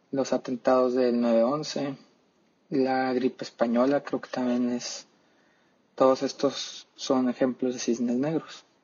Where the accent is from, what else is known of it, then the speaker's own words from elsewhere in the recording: Mexico; Y bueno, viéndolo como mexicano, yo creo que aquí en México, especialmente por las ideas que tiene nuestro presidente